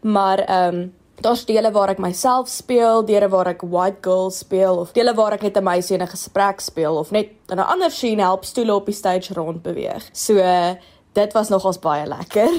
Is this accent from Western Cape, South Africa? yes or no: no; Upington, Northern Cape, South Africa; moved away as an adult; now in Stellenbosch, South Africa; Ek kom van Appington af